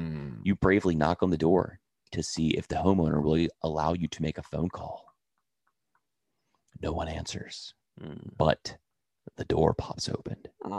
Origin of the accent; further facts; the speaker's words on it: New Orleans, Louisiana, United States; accent: New Orleans; Yeah, I'm from New Orleans, man.